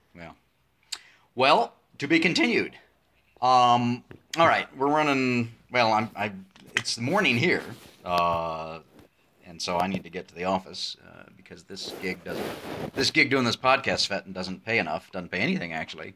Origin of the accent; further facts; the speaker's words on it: United States; as an American